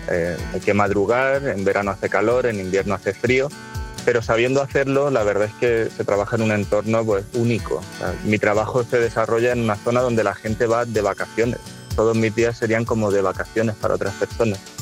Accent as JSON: {"language": "Spanish", "town": "Murcia", "region": "Region of Murcia", "country": "Spain", "tie": "born or raised there", "moved": "as an adult", "lives_now": "Letur, Spain", "said": "Mi madre es de Letur, mis abuelos eran de Letur, yo nací en Letur Y, y, desde siempre nosotros, aunque vivíamos en Murcia, pero los fines de semana y las vacaciones era volver al pueblo"}